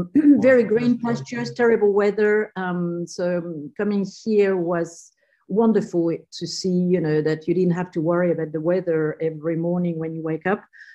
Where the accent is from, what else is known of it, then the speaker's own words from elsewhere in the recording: South Australia, Australia; Yeah, well, not really, but in my heart, I'm definitely from South Australia. But I landed here in 1994.